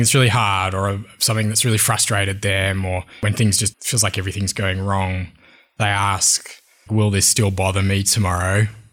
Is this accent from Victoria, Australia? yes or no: no; Wollongong, New South Wales, Australia; born or raised there; also born or lived in Sydney, Australia